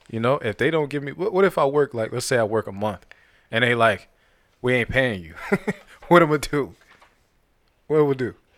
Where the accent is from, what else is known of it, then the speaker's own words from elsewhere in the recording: Youngstown, Ohio, United States; now in Georgia, United States; my hometown in Atlanta, I, I mean, in, um, Ohio, Youngstown